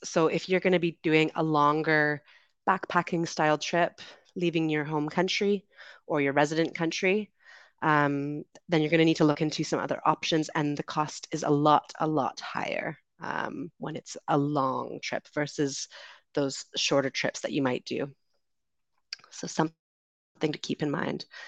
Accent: Canada; I'm from Canada, currently traveling in the Dominican Republic

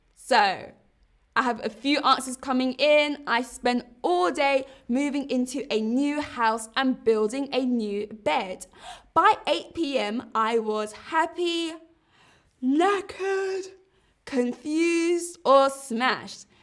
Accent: London, United Kingdom; accent: Cockney; I grew up in East London

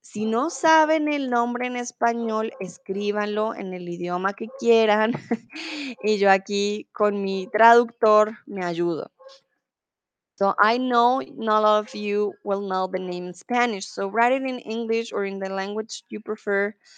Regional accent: Colombia; also born or lived in Mexico; now in Germany; soy de Colombia

